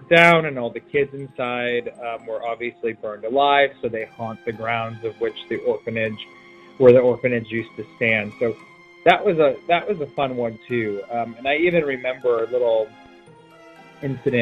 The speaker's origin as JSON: {"language": "English", "town": "Cleveland", "region": "Ohio", "country": "United States", "tie": "born or raised there"}